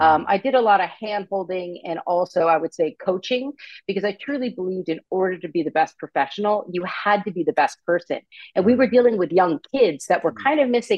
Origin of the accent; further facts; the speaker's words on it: United States; also born or lived in Vermont; now in California, United States; I was born and raised on the East Coast, right outside New York City, to a huge Italian family